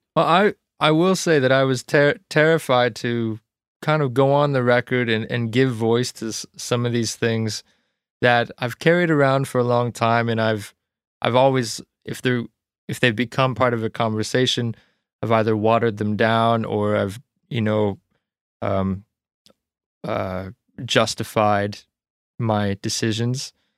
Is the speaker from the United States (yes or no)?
no; Ontario, Canada; moved away as an adult; now in Nova Scotia, Canada; I grew up in small town Ontario, outside of a small town, actually, so it was a road.